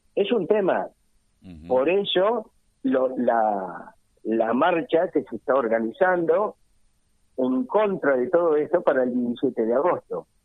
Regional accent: Argentina; nosotros como argentinos

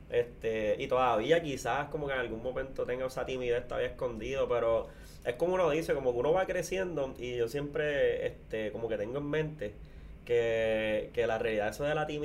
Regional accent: Corozal, Puerto Rico; que somos de Corozal acá

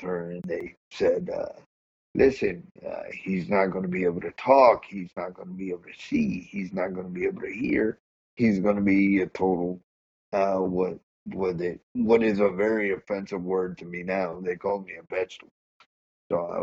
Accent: New Jersey, United States; moved away; I'm originally from New Jersey, so I got diagnosed up there

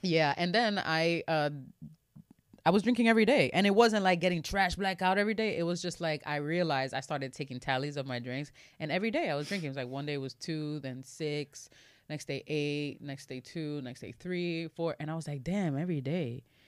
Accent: New York City, New York, United States; I'm from the Bronx in Washington Heights

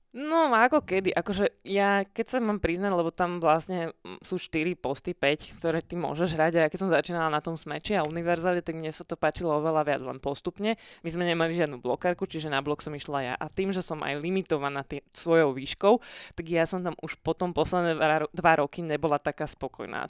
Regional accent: Pezinok, Bratislava Region, Slovakia; ja som sa síce narodila v Bratislave, ale ja som z Pezinka, celá rodina, čiže my sme tam, uh, my sme bývali v takej odlahlejšej časti

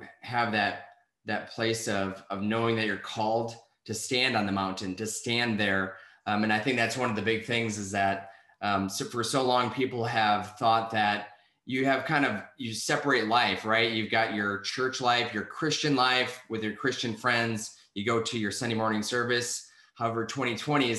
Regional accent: Wisconsin, United States; I'm from Wisconsin

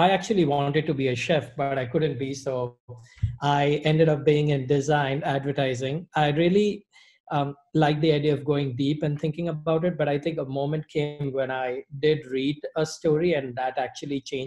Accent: Mumbai, Maharashtra, India; moved away as an adult; also born or lived in Middle East / Dubai / Singapore / Savannah; I'm originally from Bombay, India. I was born and raised there.

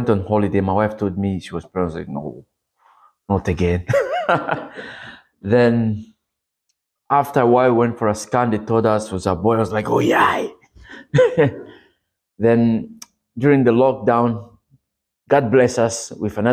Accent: DR Congo; moved away; I am from the Congo, Democratic Republic of Congo.

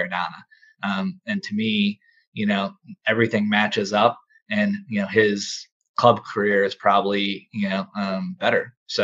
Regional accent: United States; me as an American

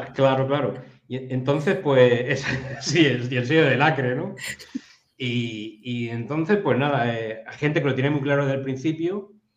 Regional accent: Region of Murcia, Spain; los murcianos

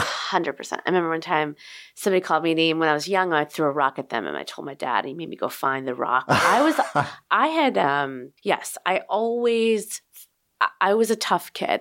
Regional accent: Chicago, Illinois, United States; also born or lived in Berwyn, Illinois; Chicago, Illinois

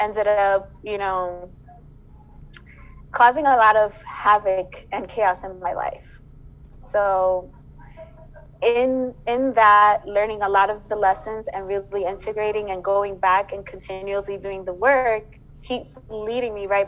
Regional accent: Dominican Republic; moved away; my home country of Dominican Republic

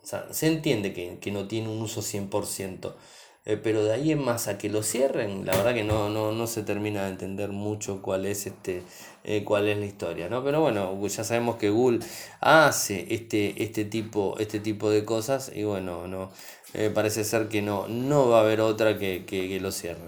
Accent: Argentina; soy de Argentina

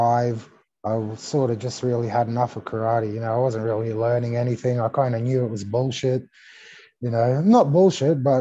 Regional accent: Australia; English is a second language; also born or lived in Greece / California; I was born in Greece. I came to Australia when I was 5 years old. I didn't know the language.

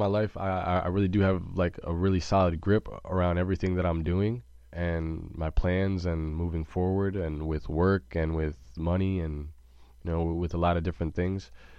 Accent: Junction City, Kansas, United States; born there; For a lot of people that don't know, I was born in Junction City, Kansas.

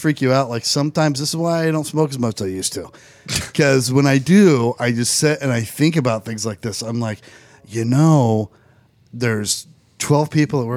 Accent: Indiana, United States; We're from Indiana.

